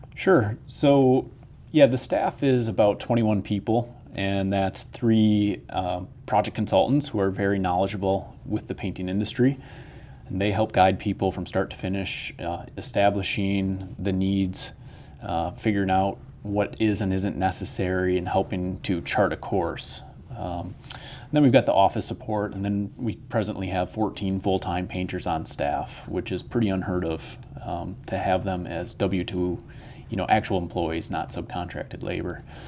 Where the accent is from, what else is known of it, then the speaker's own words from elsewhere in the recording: Green Bay, Wisconsin, United States; moved away as an adult; now in Milwaukee, United States; I grew up in Green Bay, moved to Milwaukee in 2004